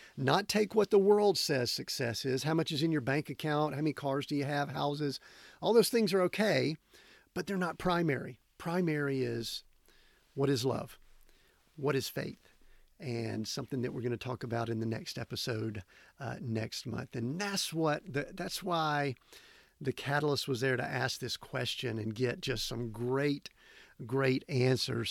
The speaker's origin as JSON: {"language": "English", "region": "Georgia", "country": "United States", "tie": "born or raised there", "moved": "yes", "said": "down in Georgia, back in my hometown, my home area there"}